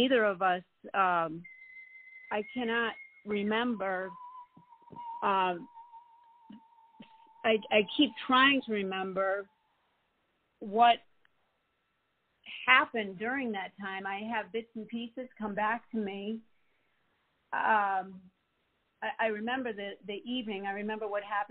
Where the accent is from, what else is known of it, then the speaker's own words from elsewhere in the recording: Great Barrington, Massachusetts, United States; growing up in Great Barrington